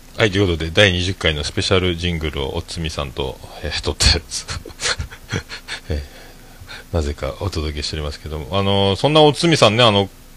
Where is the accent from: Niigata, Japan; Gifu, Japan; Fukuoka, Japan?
Fukuoka, Japan; 福岡から来たおっさん